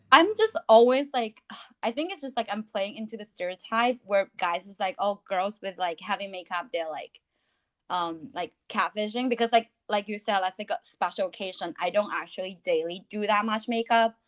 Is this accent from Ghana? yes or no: no; China; moved away as an adult; also born or lived in United States / New York City; now in London, United Kingdom; I was born and raised in China